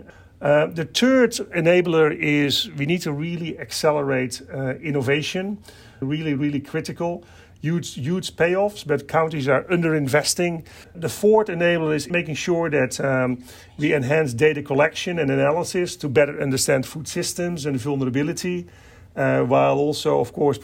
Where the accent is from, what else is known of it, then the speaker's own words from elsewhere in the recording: Netherlands; I kind of myself, you know, grew up on a farm in the Netherlands